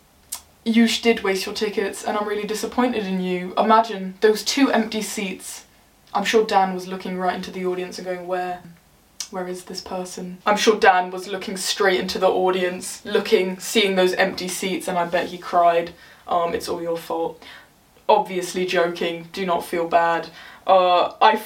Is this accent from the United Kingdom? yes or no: yes; England, United Kingdom; I'm English